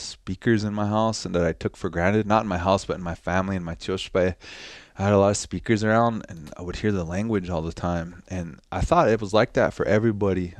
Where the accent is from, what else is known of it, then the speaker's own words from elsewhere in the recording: North Dakota, United States; also born or lived in Cheyenne River, South Dakota; I grew up here. in Standing Rock and also in Cheyenne River